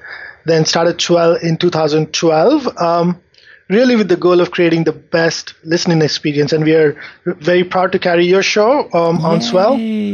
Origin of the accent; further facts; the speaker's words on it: India; moved away as an adult; So I grew up in India.